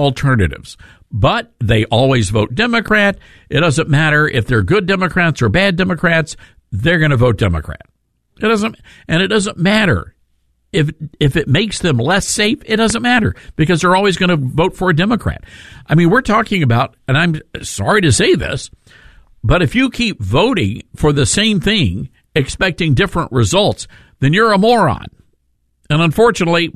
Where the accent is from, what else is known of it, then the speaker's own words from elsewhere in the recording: Memphis, Tennessee, United States; here in Memphis, Tennessee, my hometown